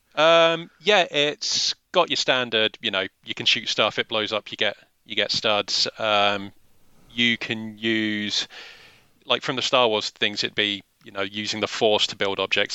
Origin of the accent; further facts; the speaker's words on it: England, United Kingdom; We're both English